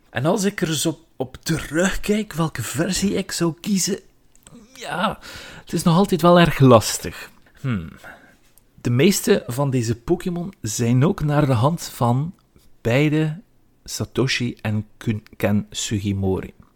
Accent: Flanders, Belgium; bij ons op VT4

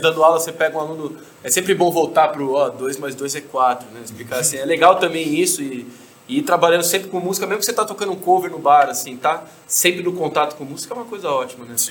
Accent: São Paulo, Brazil; also born or lived in United States; eu sou brasileiro, cresci em São Paulo

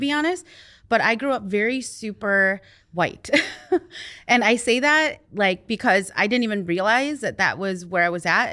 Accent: Wausau, Wisconsin, United States; first language Hmong; English is a second language; now in Eau Claire, United States; I was born in Wausau

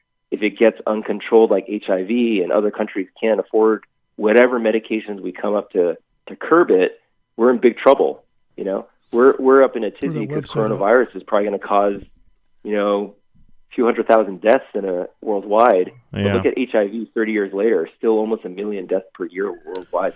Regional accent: Boston, Massachusetts, United States; moved away; I grew up in Boston, was there for 30 years, diehard Patriots fan.

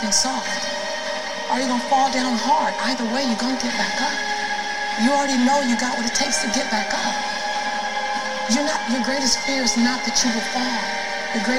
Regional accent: Los Angeles, California, United States; as a black woman, well, as born and raised in South Central

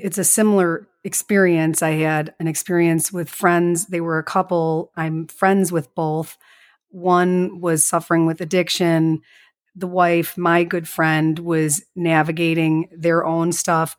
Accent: Chicago, Illinois, United States; accent: strongest Midwest accent; also born or lived in La Grange Park, Illinois; I was born in Chicago

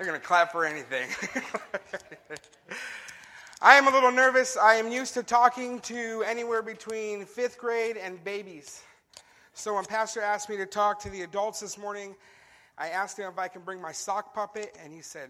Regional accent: California, United States; growing up in California

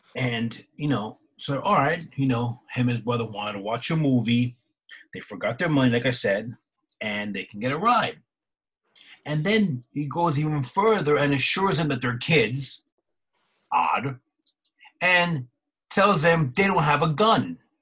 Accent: East Coast, United States; We're from the East Coast

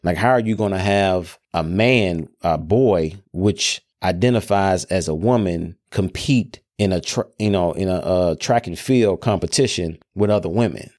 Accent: Memphis, Tennessee, United States; I'm from Memphis

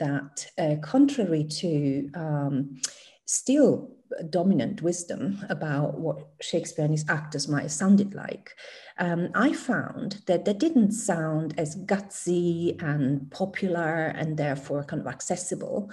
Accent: Italy; first language Italian; English is a second language; moved away as an adult; now in United Kingdom; My first language is Italian

